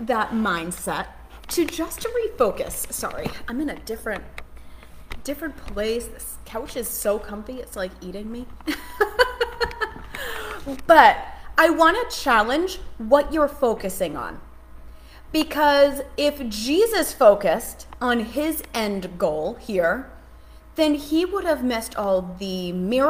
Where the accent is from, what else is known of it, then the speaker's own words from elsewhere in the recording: Massachusetts, United States; now in Charlotte, United States; I'm from Charlotte. We live in Charlotte. I'm from Massachusetts. So I'm here now